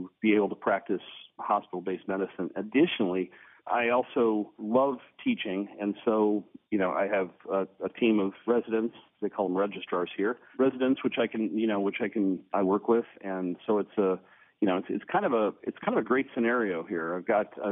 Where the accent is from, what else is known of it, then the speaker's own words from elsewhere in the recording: Pittsburgh, Pennsylvania, United States; also born or lived in South Dakota / Alabama / Florida / Washington; now in New Zealand; I'm originally from the Pittsburgh area